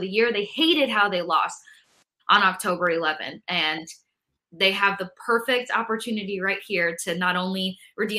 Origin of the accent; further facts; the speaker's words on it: New York, United States; I'm from New York